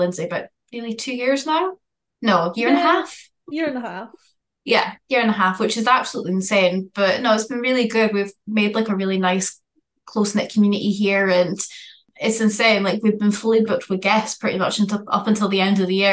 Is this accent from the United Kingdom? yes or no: yes; Aberdeen, Scotland, United Kingdom; from where I'm from anyway, I'm like right the tip top at the north of Scotland in Aberdeen